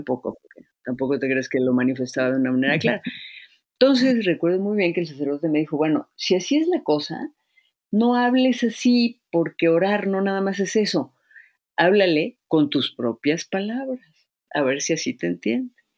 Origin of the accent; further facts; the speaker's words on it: Izamal, Yucatán, Mexico; pueblo donde yo nací en Yucatán, en Izamal